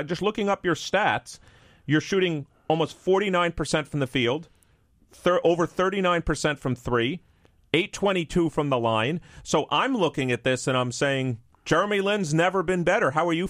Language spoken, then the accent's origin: English; New York, United States; my hometown, New York Knicks